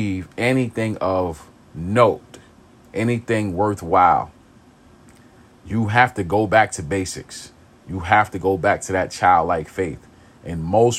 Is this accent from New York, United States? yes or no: yes; New York City, New York, United States; I grew up in East New York. I grew up in pink houses